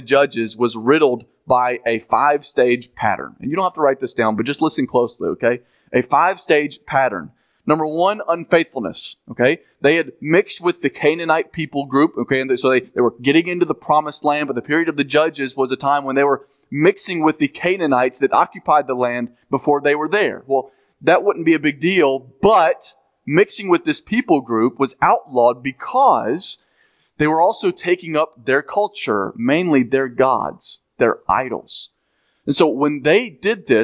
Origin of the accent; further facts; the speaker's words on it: United States; as American people